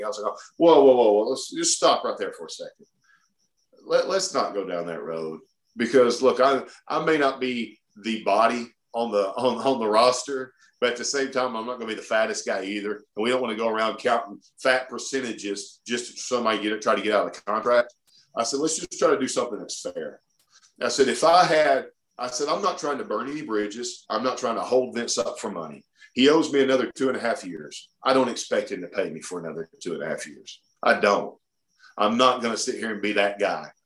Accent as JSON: {"language": "English", "town": "Oxford", "region": "Alabama", "country": "United States", "tie": "born or raised there", "also_born_or_lived": "Lafayette, Louisiana", "said": "I grew up dirt poor in Oxford, Alabama, digging ditches"}